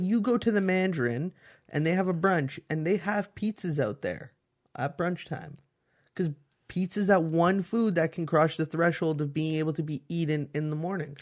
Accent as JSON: {"language": "English", "country": "Canada", "said": "you're Canadian"}